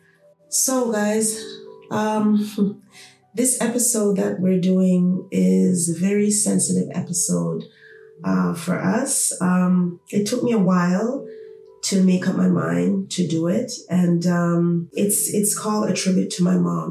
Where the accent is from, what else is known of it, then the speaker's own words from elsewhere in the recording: Toronto, Ontario, Canada; we grew up in Toronto, city of Toronto